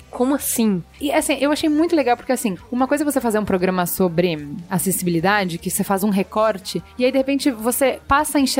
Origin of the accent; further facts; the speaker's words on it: São Paulo, Brazil; Sou, sou de São Paulo.